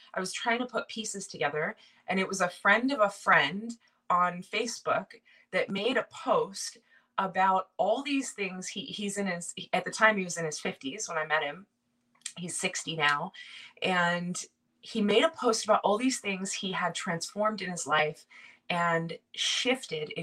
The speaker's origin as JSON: {"language": "English", "area": "Silicon Valley, Bay Area", "region": "California", "country": "United States", "also_born_or_lived": "upstate New York", "moved": "as an adult", "lives_now": "New York, United States", "said": "I'm from Silicon Valley in the Bay Area, just south of San Francisco"}